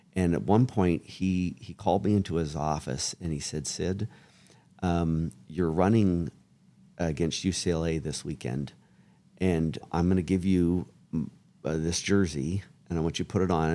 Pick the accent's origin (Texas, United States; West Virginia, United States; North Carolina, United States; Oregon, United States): Oregon, United States; Springfield; I grew up in Springfield, Oregon, which is connected to Eugene, Oregon